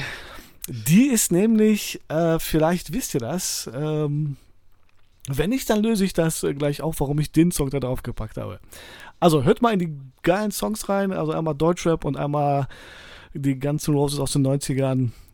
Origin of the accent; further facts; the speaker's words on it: Poland; als Pole